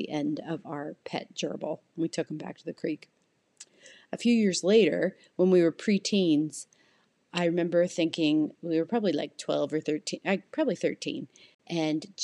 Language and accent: English; Canada; now in United States; I'm Canadian and we have a cottage in Canada